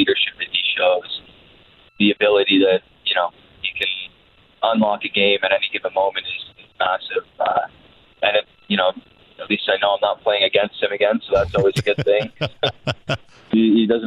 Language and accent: English; England, United Kingdom; being English and coming from an English background